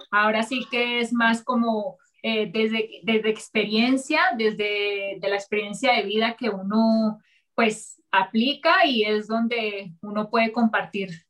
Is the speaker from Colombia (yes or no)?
yes; Colombia; Sí, soy colombiana.